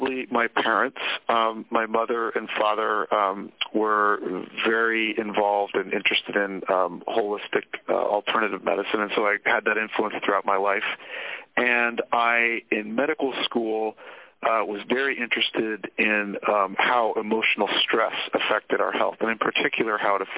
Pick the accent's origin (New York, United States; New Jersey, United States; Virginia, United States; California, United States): California, United States; Sonoma; I grew up in Northern California. I grew up in Sonoma, which is wine country